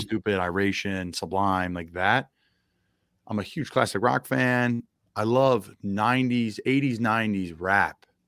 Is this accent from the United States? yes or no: yes; Doylestown, Pennsylvania, United States; moved away; it's a wonderful place that did a lot for me, and there's a lot of us that love to give back to it because it's a special place in Doylestown, Pennsylvania